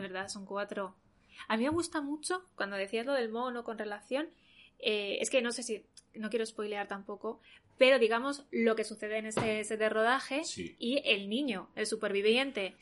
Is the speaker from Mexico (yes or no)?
no; Soria, Castile and León, Spain; yo soy de Soria